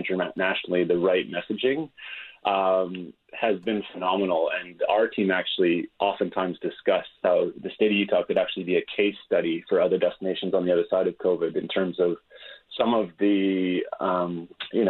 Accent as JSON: {"language": "English", "country": "Canada", "moved": "as an adult", "lives_now": "Auckland, New Zealand", "said": "I'm a Canadian actually living in Auckland"}